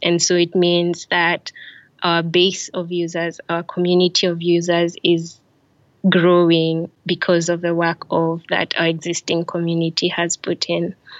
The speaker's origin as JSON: {"language": "English", "country": "Kenya", "moved": "yes", "lives_now": "Tallinn, Estonia", "said": "I am Kenyan and my family is currently based in Tallinn, Estonia."}